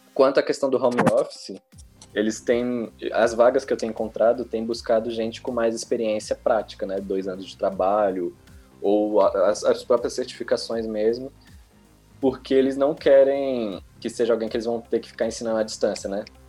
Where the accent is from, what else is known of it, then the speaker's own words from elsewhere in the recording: Brasília, Federal District, Brazil; eu sou do Gama aqui em Brasília, capital